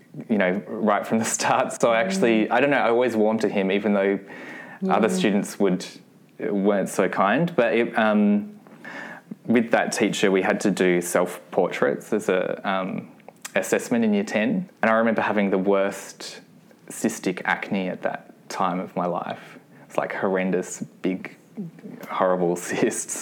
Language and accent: English; Adelaide, South Australia, Australia; I was born in Adelaide and I grew up in a suburb called Flagstaff Hill, which was about an hour out of the city